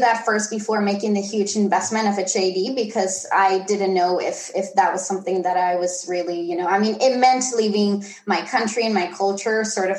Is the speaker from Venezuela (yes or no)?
no; Tenerife, Canary Islands, Spain; I was born and raised in the Canary Islands in Tenerife